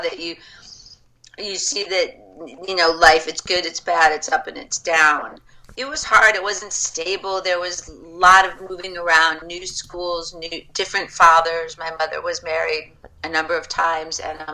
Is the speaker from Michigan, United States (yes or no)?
yes; Michigan, United States; moved away; I grew up in Michigan